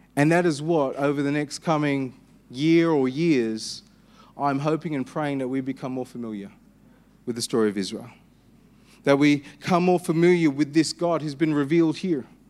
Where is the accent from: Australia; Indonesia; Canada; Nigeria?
Australia; Perth, Western Australia; I'm Anglo-Indian. I was born in Perth.